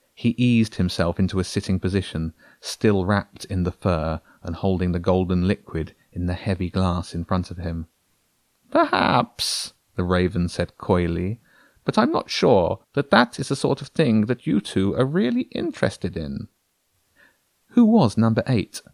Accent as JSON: {"language": "English", "town": "Brighton", "region": "South East England", "country": "United Kingdom", "said": "I'm a guy from Brighton"}